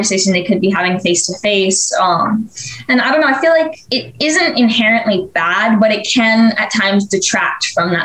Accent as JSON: {"language": "English", "region": "Arizona", "country": "United States", "said": "I'm 15 and I'm from Arizona"}